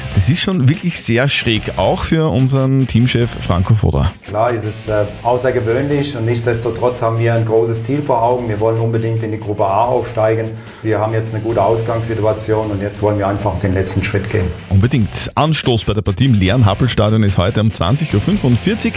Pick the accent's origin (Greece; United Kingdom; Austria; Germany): Austria; Upper Austria; Wir Oberösterreicher